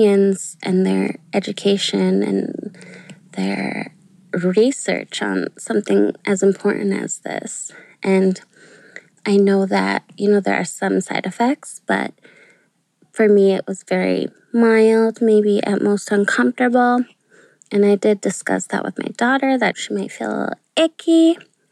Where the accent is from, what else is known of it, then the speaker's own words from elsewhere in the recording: Chisholm, Minnesota, United States; I'm from Chisholm